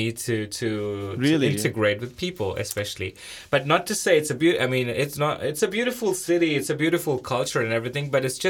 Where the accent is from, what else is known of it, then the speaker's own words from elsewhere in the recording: India; moved away as an adult; also born or lived in Italy; now in Leuven, Belgium; I'm from India originally, and I have been living in Leuven for a year and a half now. And prior to Leuven, I lived in Italy for 2 years.